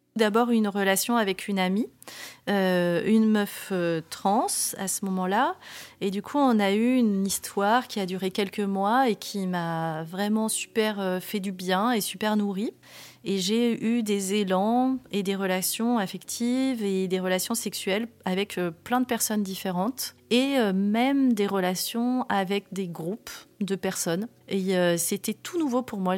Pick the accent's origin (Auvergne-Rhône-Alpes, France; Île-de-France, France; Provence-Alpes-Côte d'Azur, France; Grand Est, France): Provence-Alpes-Côte d'Azur, France; Var; je suis née dans le Var en 1979. C'est une vie dans le sud, un peu à la campagne. La maison, elle est toujours ouverte. On va à l'école à pied.